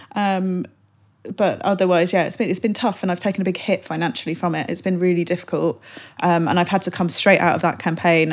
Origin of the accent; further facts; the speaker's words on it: London, United Kingdom; I'm a Londoner